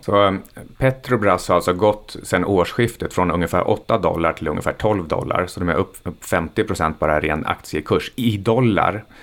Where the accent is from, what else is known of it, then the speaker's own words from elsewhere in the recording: Sweden; för oss som är svenskar.